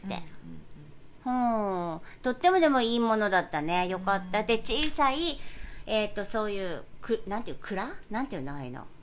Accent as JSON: {"language": "Japanese", "region": "Kyushu", "country": "Japan", "tie": "born or raised there", "moved": "as an adult", "lives_now": "New York, United States", "said": "里帰り中"}